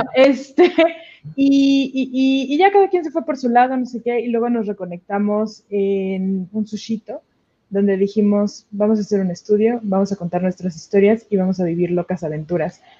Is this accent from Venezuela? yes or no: no; Mexico City, Mexico; now in Querétaro, Mexico; yo nací en Ciudad de México, estudié animación aquí en Querétaro